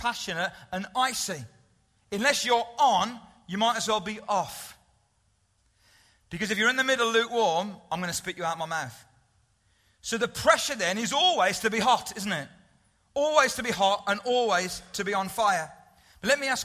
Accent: United Kingdom; we're British

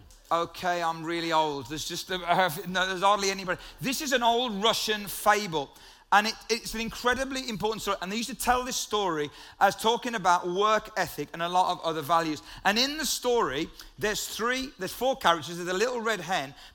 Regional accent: United Kingdom

